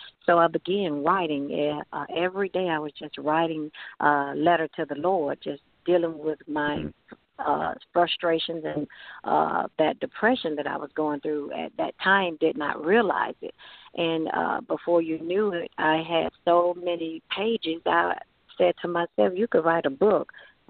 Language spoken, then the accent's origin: English; Lithonia, Georgia, United States; Georgia, Lithonia, Georgia.